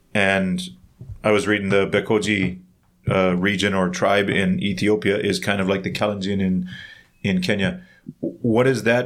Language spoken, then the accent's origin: English; Canada; now in South Korea; Growing up in Canada, I did track and field